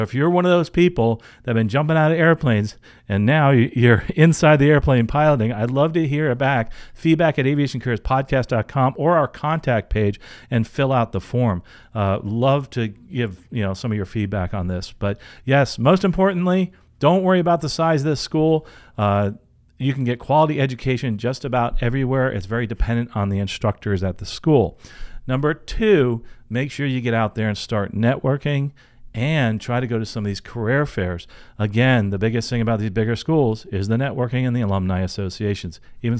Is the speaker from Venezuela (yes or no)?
yes; Venezuela; now in United States; To give some context, I'm from Venezuela, living in the U.S., I've always wanted to fly